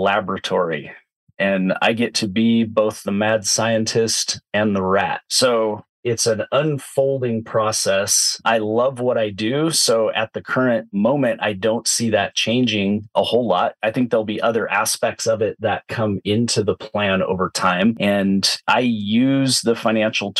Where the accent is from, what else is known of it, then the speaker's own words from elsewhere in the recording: Southern Oregon, United States; I grew up in Southern Oregon. I've been a Pacific Northwest native for my entire life.